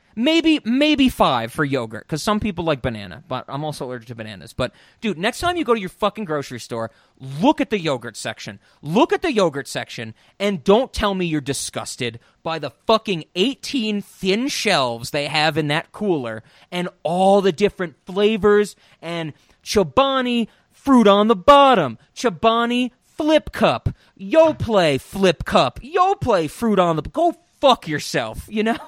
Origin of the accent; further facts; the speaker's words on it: United States; growing up in America